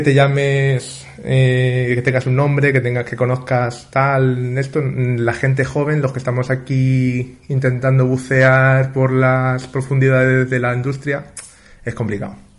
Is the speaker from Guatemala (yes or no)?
no; Madrid, Community of Madrid, Spain; also born or lived in Bustares, Guadalajara; yo soy, estamos afincados en Madrid, yo soy madrileño, pero mi padre eh, era manchego